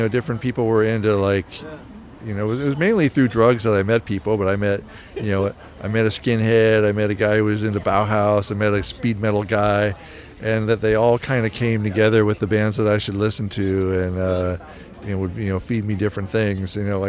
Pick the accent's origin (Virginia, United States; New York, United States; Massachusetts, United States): Virginia, United States; Falls Church; I grew up in Falls Church, Virginia, and went to high school there